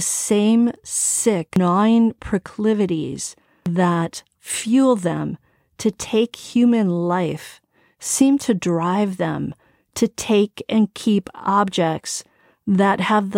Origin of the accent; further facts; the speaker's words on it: Wisconsin, United States; Why are they all from Wisconsin? I'm from Wisconsin